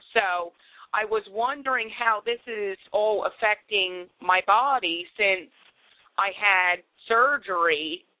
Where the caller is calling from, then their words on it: Philadelphia, Pennsylvania, United States; Philadelphia, PA.